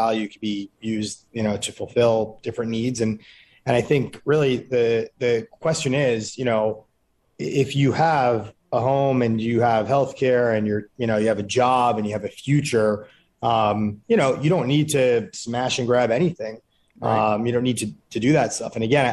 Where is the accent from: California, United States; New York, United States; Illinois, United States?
New York, United States; I grew up in New York in the 80s and 90s